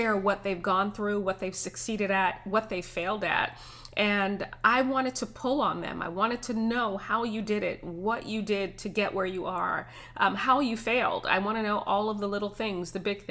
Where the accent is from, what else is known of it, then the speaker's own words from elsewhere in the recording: New York City, New York, United States; I grew up in Brooklyn, New York